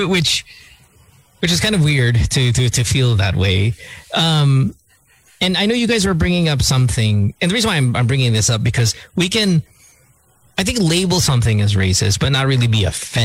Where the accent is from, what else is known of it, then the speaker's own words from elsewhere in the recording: Philippines; We're Filipino